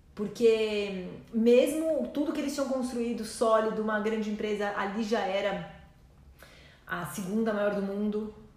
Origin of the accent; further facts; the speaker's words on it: Brazil; eu sou brasileira